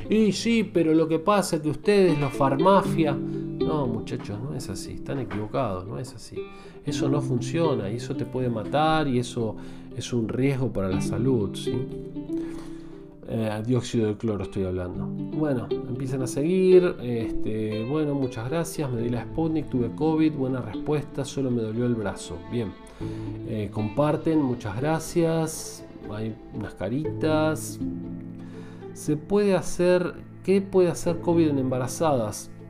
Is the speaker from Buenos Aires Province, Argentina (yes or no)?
yes; Buenos Aires Province, Argentina; also born or lived in Sarandí / Avellaneda; now in Buenos Aires, Argentina; si me decís de dónde soy, soy de tu zona, soy de Gran Buenos Aires, zona sur. Viví muchos años en Sarandí, en Avellaneda, eh, pero ahora estoy viviendo en Capital Fede